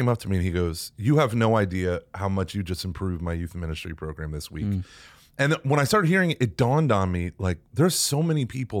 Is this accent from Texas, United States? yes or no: yes; Texas, United States; I'm from Texas.